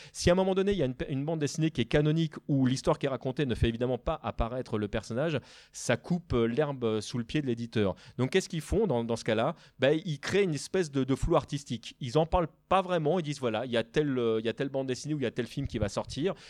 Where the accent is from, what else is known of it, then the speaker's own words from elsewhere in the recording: France; en tant que Français